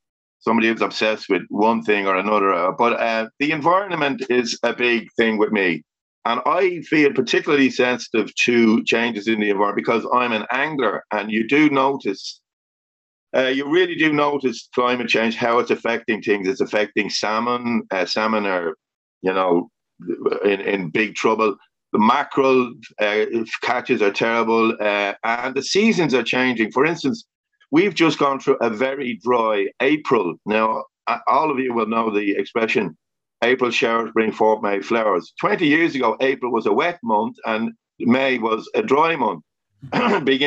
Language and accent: English; Dublin, Leinster, Ireland; my hometown, my area, was getting smaller and smaller